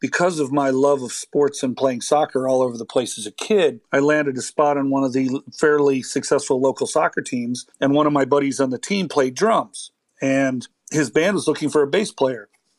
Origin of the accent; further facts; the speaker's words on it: Maryland, United States; also born or lived in Colorado / Hawaii / Virginia Beach / Germany; I'm an Army brat. So I kind of, wherever my dad's tours landed us, I've lived in places like Colorado and Hawaii and Virginia Beach and Germany. And we ended up in Maryland as his last stay